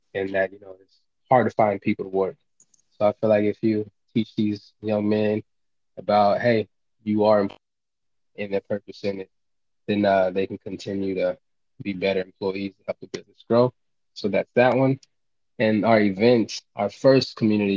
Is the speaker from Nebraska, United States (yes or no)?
yes; Lincoln, Nebraska, United States; I grew up here in Lincoln, Nebraska